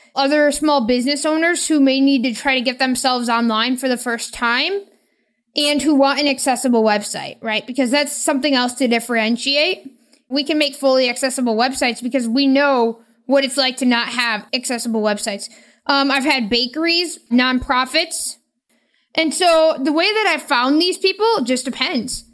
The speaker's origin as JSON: {"language": "English", "region": "Michigan", "country": "United States", "said": "I am from Michigan."}